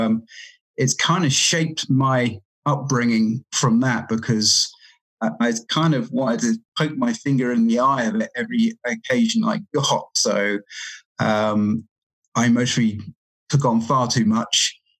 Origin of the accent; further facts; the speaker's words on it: England, United Kingdom; also born or lived in Cayman Islands; now in Canada; I'm from England, and I sort of moved around a bit, and then I was actually in the Cayman Islands before I came here.